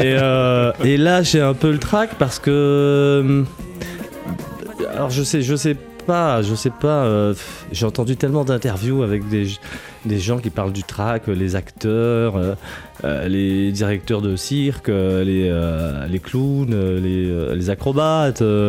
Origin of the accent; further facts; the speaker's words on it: Guadeloupe; des Grands Fonds, là où j'ai grandi en Guadeloupe